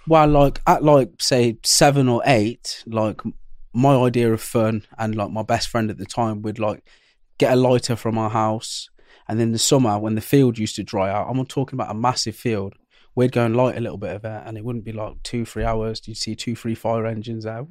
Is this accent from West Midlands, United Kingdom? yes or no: yes; Coventry, West Midlands, United Kingdom; I was born in Coventry